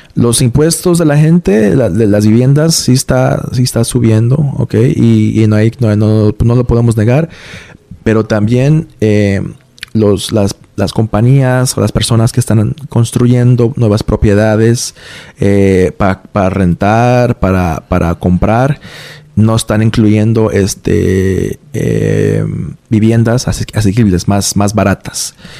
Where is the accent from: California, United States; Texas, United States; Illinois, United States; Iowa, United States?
Iowa, United States; also born or lived in New York; now in Providence, United States; fuimos para Iowa, el estado de Iowa, donde yo pasé, donde yo viví la gran mayoría de mi juventud